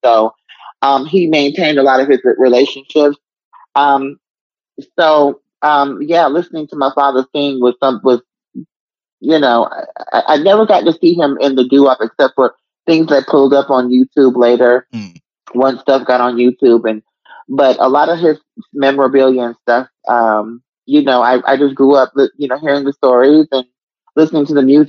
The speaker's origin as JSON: {"language": "English", "region": "New York", "country": "United States", "tie": "born or raised there", "said": "But growing up in New York was fun. And I think it built up who I was musically because there's so many different genres of music in New York, so many different cultures."}